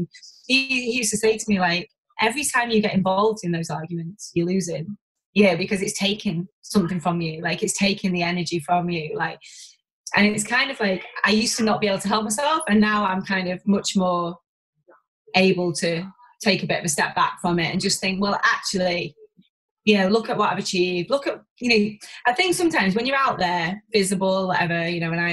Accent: Warrington, North West England, United Kingdom; We're both from Warrington

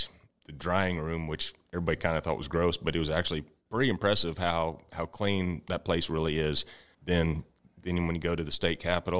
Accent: Comfort, Texas, United States; I was taught and raised growing up in Comfort. My family's big name in Comfort, and we've been around for quite a long time.

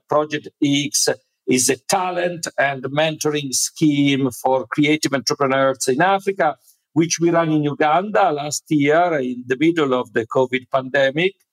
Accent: Italy; the place where I was born in Italy

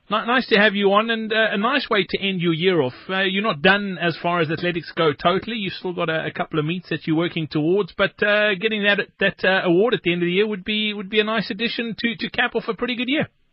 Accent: South Africa; as South African rugby fans

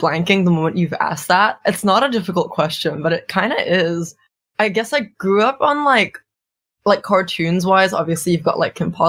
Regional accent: Singapore; moved away as an adult; now in Melbourne, Australia; I was born in Singapore, raised in Singapore, and pretty much only came to Melbourne at the end of 2022.

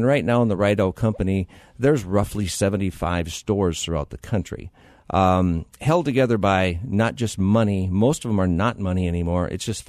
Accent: Upham, North Dakota, United States; moved away as an adult; also born or lived in Grand Forks, North Dakota / Fargo, North Dakota; now in Arizona, United States; I'm from North Dakota. Grew up in a farm in north central North Dakota, a little town called Upham. Happened to go to the University of North Dakota in Grand Forks.

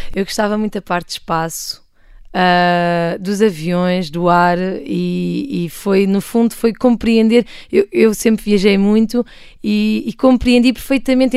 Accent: Portugal; also born or lived in Democratic Republic of the Congo; eu nasci na República Democrática do Congo. Uh, e vim para cá, para Portugal, viver quando tinha 5 anos

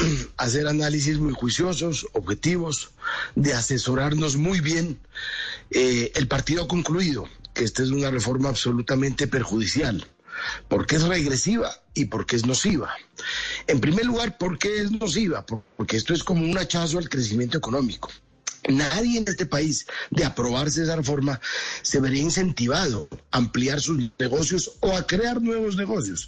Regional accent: Nariño, Colombia; en mi tierra, en Nariño

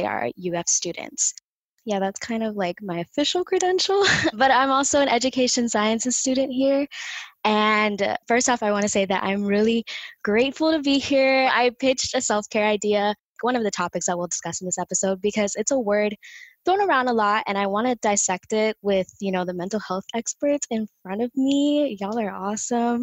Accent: Miami, Florida, United States; accent: Miami; my Miami accent

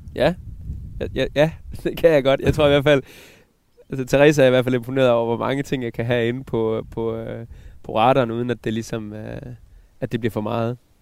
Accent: Southern Jutland, Southern Denmark, Denmark; Jeg kommer fra Sønderjylland. Ja. Fra en, øh, fra en sådan 20 hektar stor øh, bondegård nede i, i Sønderjylland, som mine forældre

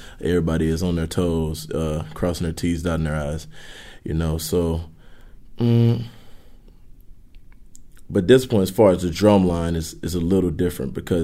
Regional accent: Northeast Louisiana, United States; I grew up in Northeast Louisiana.

